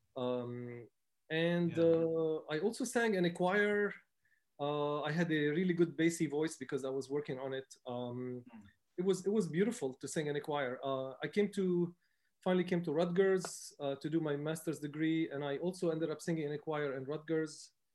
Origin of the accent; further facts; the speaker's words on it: Beirut, Beirut Governorate, Lebanon; moved away as an adult; I grew up in Beirut. Um, my family is Palestinian, but I grew up as a first generation um, Palestinian Lebanese